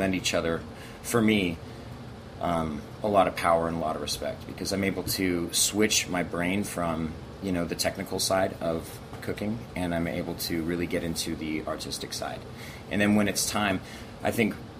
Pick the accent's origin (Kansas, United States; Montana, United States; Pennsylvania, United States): Montana, United States; also born or lived in Europe; now in Los Angeles, United States; I grew up in a German family in the middle of, you know, crazy, beautiful, big state